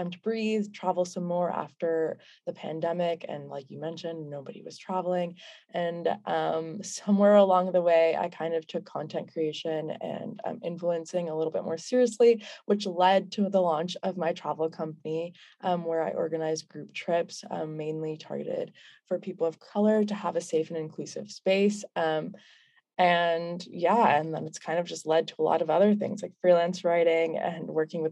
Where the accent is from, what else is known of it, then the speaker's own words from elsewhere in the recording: United States; growing up in the States, my family is a Pakistani, so I'm first gen